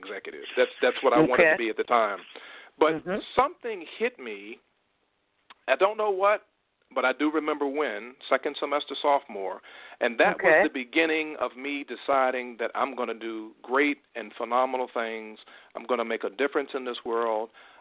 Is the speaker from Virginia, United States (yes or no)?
yes; Richmond, Virginia, United States; I'm a graduate of Virginia Commonwealth University in Richmond, Virginia. That's my hometown, and so is my wife